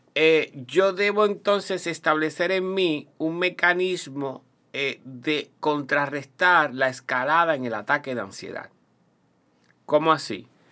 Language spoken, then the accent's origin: Spanish; Puerto Rico; also born or lived in Toa Alta, Puerto Rico; es Puerto Rico y somos los puertorriqueños